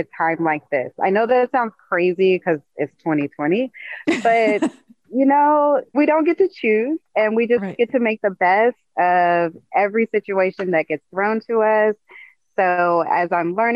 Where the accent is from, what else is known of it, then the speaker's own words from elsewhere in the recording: Oklahoma, United States; moved away as an adult; now in Bay Area, United States; I'm originally from Oklahoma, and I moved out to the Bay Area for residency for pediatrics